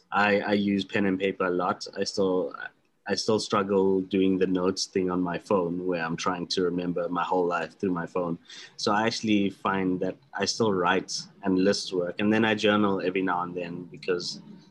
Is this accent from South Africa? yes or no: yes; South Africa; being a South African and from our lovely tropical climates